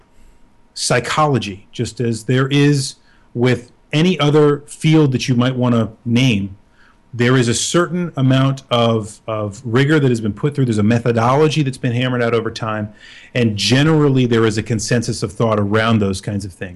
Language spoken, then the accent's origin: English; United States; being American